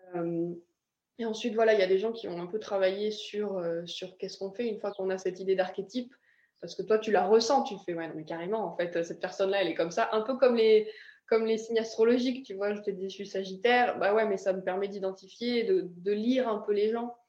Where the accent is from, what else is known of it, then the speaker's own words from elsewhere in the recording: France; moved away as an adult; also born or lived in Ireland; j'ai quitté la France, il me semble que j'avais 18 ans la première fois